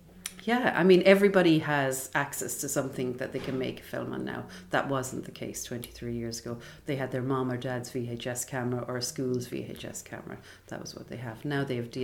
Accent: Limerick, Munster, Ireland; also born or lived in London; We moved to Ireland, and that I remember just coming into Limerick here to the Old Savoy and seeing Bambi is my first memory.

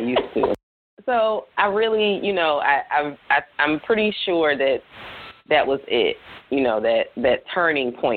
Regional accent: the South, United States; also born or lived in the North (US); I was born in the North and moved to the South

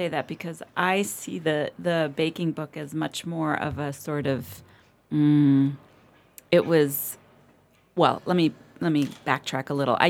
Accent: Berlin, Germany; born there; also born or lived in United States; I was born in Berlin a long time ago. But I'm half American, half Italian, and I've spent sort of the bulk of my life in the U.S., but I moved back to Berlin 7 years ago

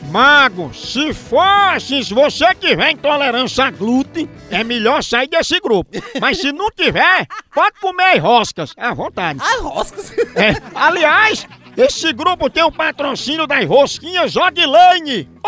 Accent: Caucaia, Ceará, Brazil; now in Switzerland; brasileira. Sou natural de Calcaia e moro aqui na Suíça.

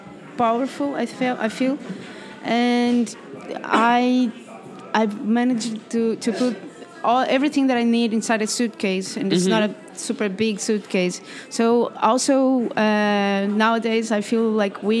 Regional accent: Brazil; English is a second language; I am from Brazil

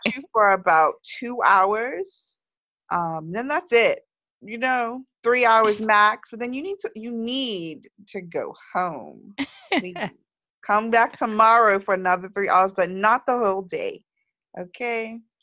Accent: Bermuda; moved away; growing up in Bermuda, nothing ships here

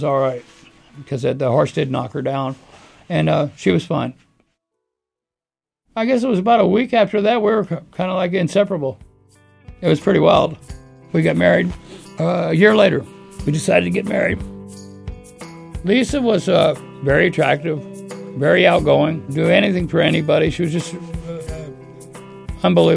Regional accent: Scarborough, Maine, United States; I was born in Scarborough, Maine. Specifically, I was born in the grandstand at Scarborough Downs as a racetrack. My dad was a jockey, and my grandfather was a trainer. And so I started at the racetrack at a real early age

